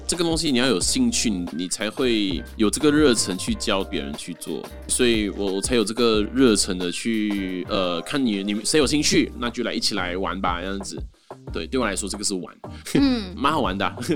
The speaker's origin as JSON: {"language": "Chinese", "country": "Malaysia", "said": "来自马来西亚"}